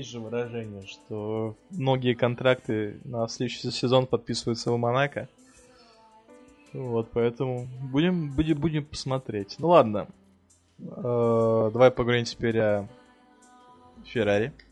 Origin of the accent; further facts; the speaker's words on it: Russia; born there; Ну, вообще, я, я, не, я уже родился в России.